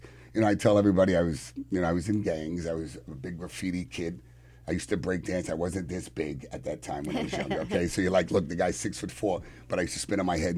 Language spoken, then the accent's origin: English; New York City, New York, United States; moved away as an adult; now in Long Island, United States; I was born in Manhattan in Harlem